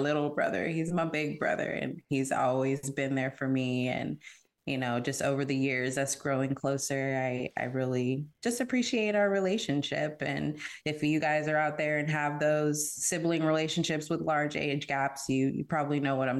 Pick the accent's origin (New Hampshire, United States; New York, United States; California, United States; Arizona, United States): California, United States; San Diego; moved away as an adult; also born or lived in Houston, Texas; now in Austin, United States; originally from San Diego, California, and I reside in Austin, Texas now. Imagine that, Cali to Texas.